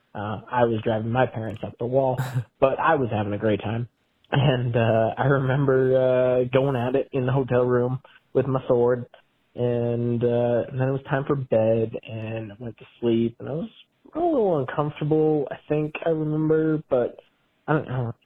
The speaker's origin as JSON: {"language": "English", "region": "Montana", "country": "United States", "tie": "born or raised there", "also_born_or_lived": "Washington / Bozeman, Montana", "lives_now": "Lewistown, United States", "said": "I was born in Washington, home state of Montana."}